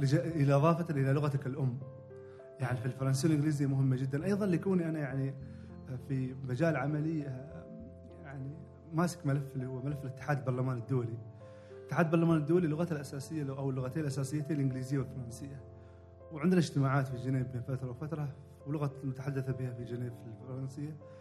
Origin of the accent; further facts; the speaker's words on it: Oman; عندنا في عمان